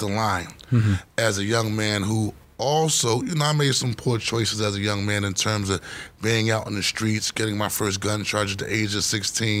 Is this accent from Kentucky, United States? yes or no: no; Philadelphia, Pennsylvania, United States; growing up in Point Breeze, South Philadelphia, I was primarily raised by mother, stepfather, and my grandmother